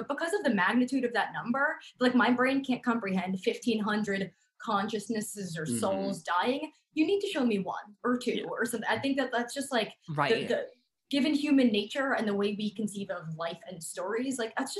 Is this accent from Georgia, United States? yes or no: no; New York, United States; I grew up on Long Island, so 45 minutes from New York City, baby.